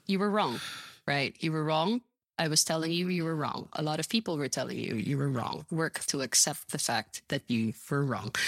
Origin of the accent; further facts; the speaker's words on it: Philippines; me being a Filipina woman